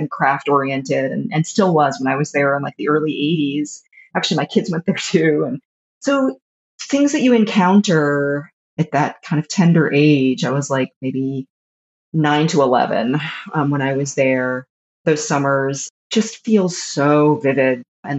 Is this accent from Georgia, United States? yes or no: yes; Atlanta, Georgia, United States; So I grew up in Atlanta, like just in the Atlanta suburbs. Just a Jewish girl in the Atlanta suburbs growing up in the like late 70s and 80s.